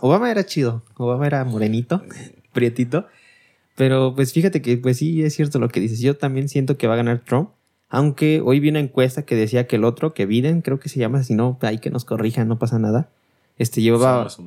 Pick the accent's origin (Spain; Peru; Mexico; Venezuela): Mexico; nosotros somos los somos mexicanos